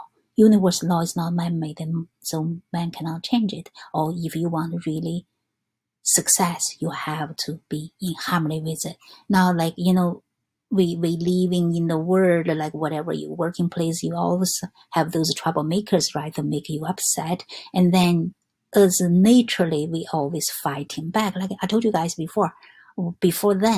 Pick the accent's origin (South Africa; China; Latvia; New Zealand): China; English is a second language; now in New York, United States; I'm come from China